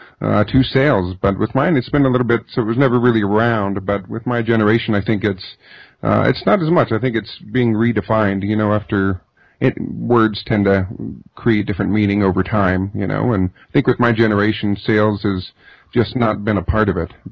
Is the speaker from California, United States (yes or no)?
yes; Southern Oregon, California, United States; I grew up on an Indian reservation in Northern California, Southern Oregon